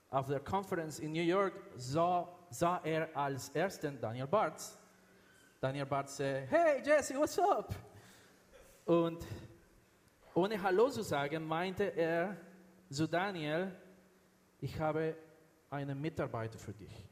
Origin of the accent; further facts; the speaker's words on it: Venezuela; born there; also born or lived in United States; Ich, ich, habe, ich bin in Venezuela geboren. Ich habe dann, dann in den USA studiert und alle unsere Kinder sind dort geboren und sind Amerikaner. Wir haben in Miami gelebt, das war schön, heiß.